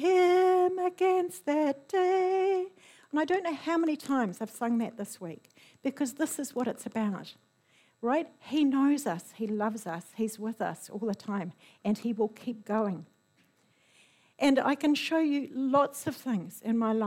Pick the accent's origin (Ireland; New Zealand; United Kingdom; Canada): New Zealand; as a New Zealander